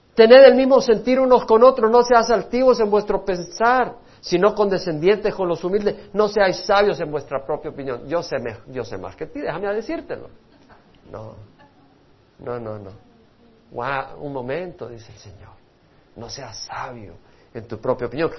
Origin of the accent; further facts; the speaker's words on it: El Salvador; moved away; yo dejé El Salvador por un sueño. Yo tenía un sueño en mi país